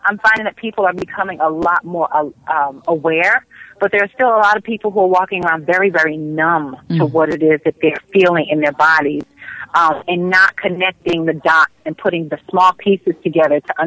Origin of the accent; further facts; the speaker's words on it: New Jersey, United States; moved away; I'm from Jersey